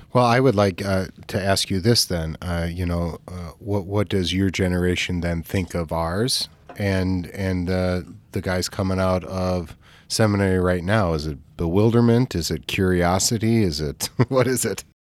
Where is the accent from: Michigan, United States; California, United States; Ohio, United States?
California, United States; moved away; also born or lived in Midwest; we grew up in California